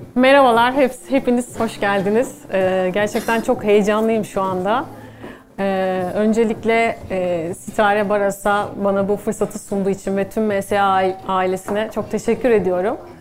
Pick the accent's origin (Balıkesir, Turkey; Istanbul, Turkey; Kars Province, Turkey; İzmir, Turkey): Istanbul, Turkey; 1982 İstanbul'da doğdum.